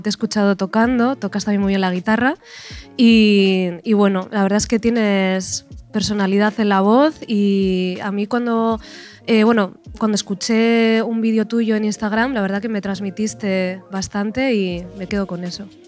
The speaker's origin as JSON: {"language": "Spanish", "town": "Bilbao", "region": "Basque Country", "country": "Spain", "said": "soy de Bilbao"}